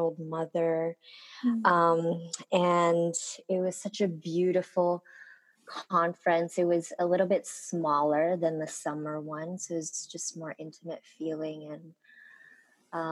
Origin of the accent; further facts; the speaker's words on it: Honolulu, Hawaii, United States; first language Korean; English is a second language; growing up in Honolulu